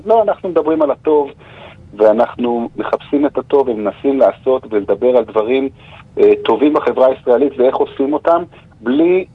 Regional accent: Jerusalem, Jerusalem District, Israel; בעיר ירושלים, שאנחנו חיים בה, אנחנו מירושלים

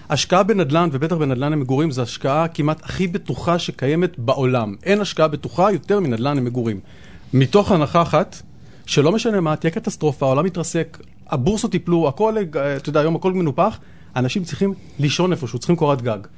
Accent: Tel Aviv, Tel Aviv District, Israel; אבל אני גדלתי, כשהייתי קטן, גדלתי פה די קרוב בדר יוסף, ו- ו- וזה היה שכונת פשע.

